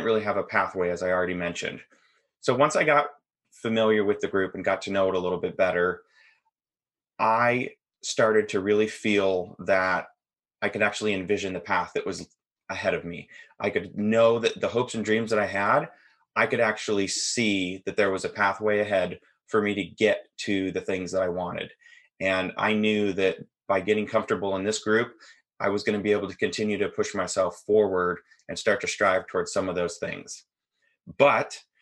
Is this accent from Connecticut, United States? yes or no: no; Seattle, Washington, United States; I'm from Washington State, kind of the North Seattle